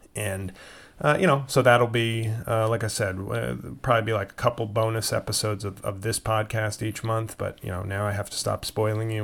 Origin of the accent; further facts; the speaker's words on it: New York, United States; they're playing my team in my hometown.